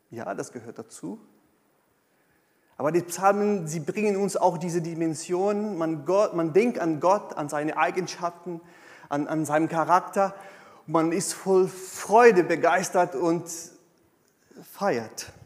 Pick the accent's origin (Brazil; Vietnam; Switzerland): Brazil; South Region; now in Germany; Nee. Ich bin aus Südbrasilien und ich bin auch so.